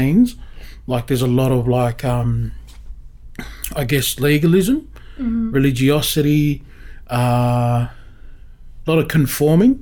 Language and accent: English; Sydney, New South Wales, Australia; we grew up in Crow's Nest. We kind of grew up at like Clifton Gardens, which is down Mossman Way near Balmoral